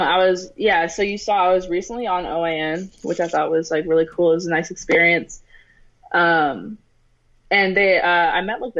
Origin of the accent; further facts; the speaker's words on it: Maryland, United States; also born or lived in Pennsylvania; I'm from Maryland. I'm like halfway in between D.C. and Baltimore. I'm in Montgomery County.